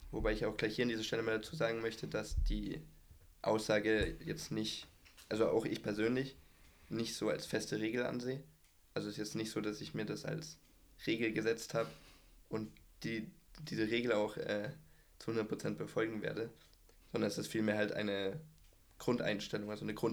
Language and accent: German; Erlangen, Bavaria, Germany; now in Bayreuth, Germany; Ich bin 19, komme aus Erlangen, aber wohne im Moment in Bayreuth.